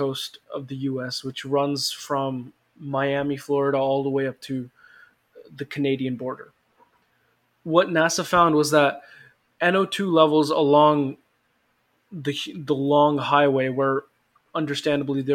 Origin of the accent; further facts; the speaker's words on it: India; because I am from India